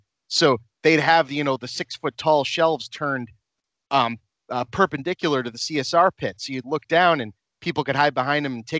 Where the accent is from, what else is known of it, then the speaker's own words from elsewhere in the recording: Massachusetts, United States; So I'm from Massachusetts.